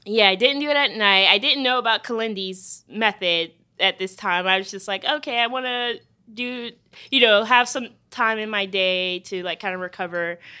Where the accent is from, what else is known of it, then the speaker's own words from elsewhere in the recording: Charleston, South Carolina, United States; my hometown of Charleston, South Carolina